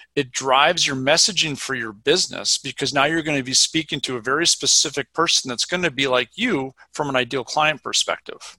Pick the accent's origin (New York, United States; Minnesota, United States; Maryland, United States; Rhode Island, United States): Minnesota, United States; moved away as an adult; also born or lived in Vermont; now in Madison, United States; I grew up in Minnesota